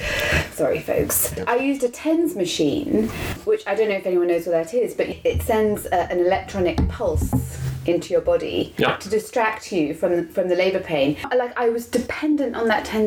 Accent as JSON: {"language": "English", "region": "England", "country": "United Kingdom", "moved": "yes", "lives_now": "Canada", "said": "I'm from England"}